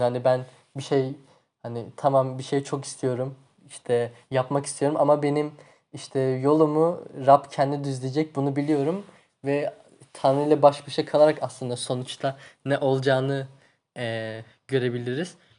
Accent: Tunceli Province, Turkey; Tunceliliyim ben.

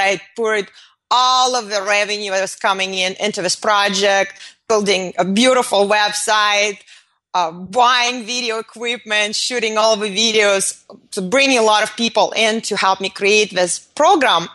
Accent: Moscow, Russia; moved away; I was born in Moscow in the Soviet Union

